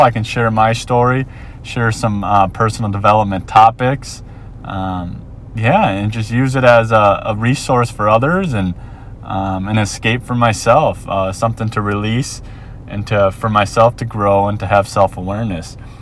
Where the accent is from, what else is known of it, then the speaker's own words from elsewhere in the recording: Minnesota, United States; moved away as an adult; now in Ewa Beach, United States; born and raised in Minnesota